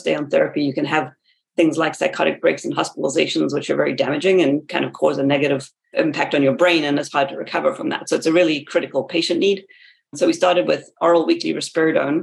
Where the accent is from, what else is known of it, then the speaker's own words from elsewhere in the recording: South Africa; moved away as an adult; also born or lived in West Virginia, United States / Massachusetts, United States; now in United States; I grew up in South Africa, and so I did my bachelor's degree there. And then I came to America for graduate school.